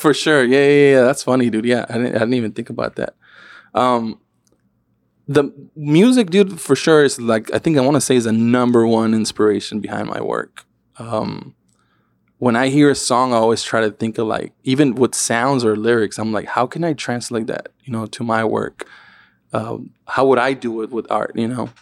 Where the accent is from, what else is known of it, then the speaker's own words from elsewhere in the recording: Tijuana, Baja California, Mexico; the banda and all that shit that I used to, that I grew up with in Tijuana